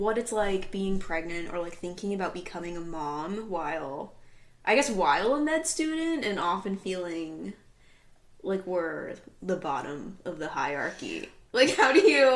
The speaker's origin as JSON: {"language": "English", "region": "Oregon", "country": "United States", "moved": "yes", "said": "I'm from Oregon, you know, so my family's all the way out there"}